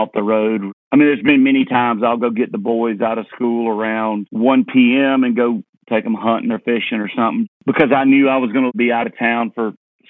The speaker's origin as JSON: {"language": "English", "town": "Leesburg", "region": "Georgia", "country": "United States", "tie": "born or raised there", "also_born_or_lived": "Nashville", "moved": "yes", "said": "Yeah, well, I grew up in Leesburg, Georgia, right in town, but I could walk to cotton fields and peanut fields."}